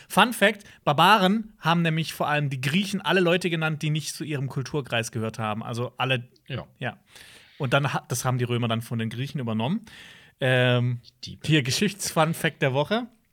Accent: Freiburg region, Baden-Württemberg, Germany; moved away; in Freiburg, also ähm, so aus meiner Heimatregion

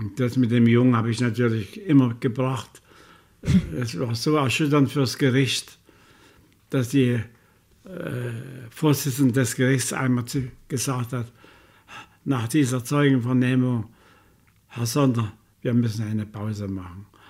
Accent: Chemnitz, Saxony, Germany; ich will zurück in meine Heimatstadt

